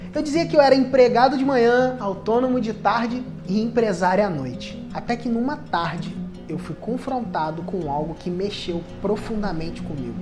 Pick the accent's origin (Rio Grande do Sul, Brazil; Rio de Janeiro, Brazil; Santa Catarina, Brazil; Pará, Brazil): Rio de Janeiro, Brazil; Cabo Frio; Eu sou de Cabo Frio, Rio de Janeiro